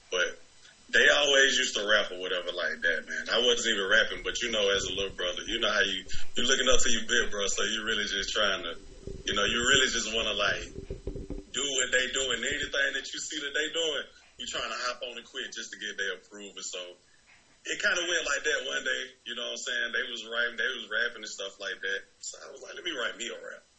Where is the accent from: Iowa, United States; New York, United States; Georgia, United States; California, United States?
Georgia, United States; Decatur; I grew up around Decatur, Georgia. You know what I'm saying? Decatur, Georgia, Columbia High School, Matinell Towers, everywhere, all around the whole, pretty much the whole six East Atlanta, all that.